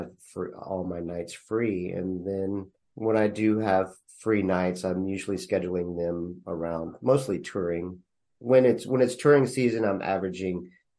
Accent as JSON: {"language": "English", "town": "Temple", "region": "Texas", "country": "United States", "tie": "born or raised there", "lives_now": "Austin, United States", "said": "I grew up in Temple, Texas"}